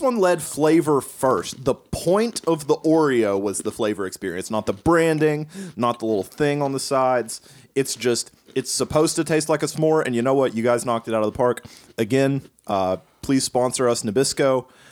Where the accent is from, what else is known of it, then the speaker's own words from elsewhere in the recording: Kansas, United States; also born or lived in Appalachia; I grew up in Kansas.